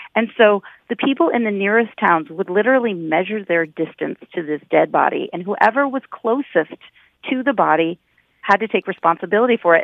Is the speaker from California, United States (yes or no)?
no; Seattle, Washington, United States; I grew up in Seattle